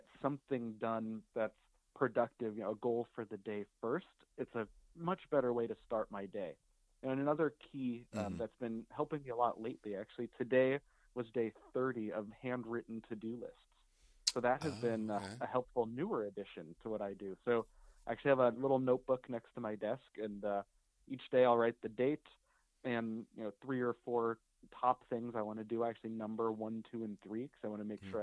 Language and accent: English; Denver, Colorado, United States; now in Ventura, United States; I grew up in Denver